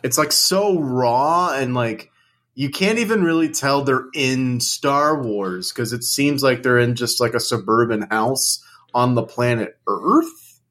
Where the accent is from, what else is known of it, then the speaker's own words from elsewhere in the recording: United Kingdom; I'm British, so I say program.